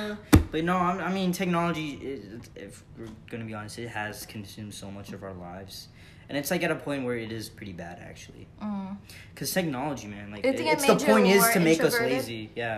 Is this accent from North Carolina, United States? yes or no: no; Richmond, Virginia, United States; I moved from, I was born in Virginia.